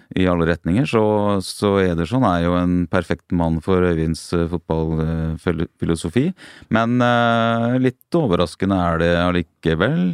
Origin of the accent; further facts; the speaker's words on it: Norway; oss nordmenn